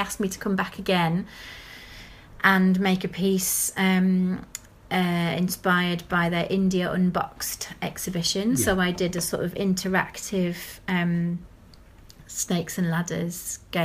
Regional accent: Lancashire, North West England, United Kingdom; now in Brighton, United Kingdom; I was born in Lancaster, and I grew up in Lancashire

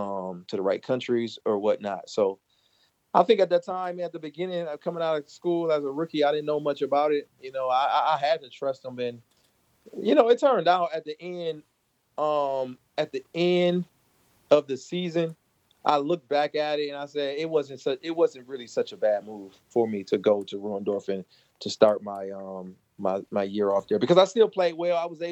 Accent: Michigan, United States; he was from Michigan. I was from Michigan.

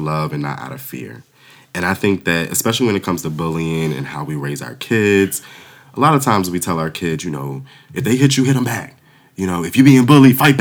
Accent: Waldorf, Maryland, United States; I grew up in Waldorf, Maryland

